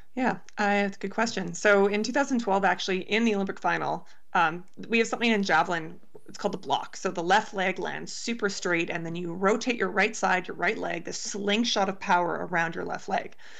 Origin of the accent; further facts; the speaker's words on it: Canada; being a Canadian javelin thrower